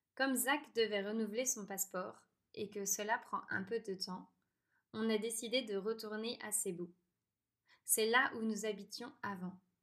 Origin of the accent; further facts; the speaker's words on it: France; moved away; je suis française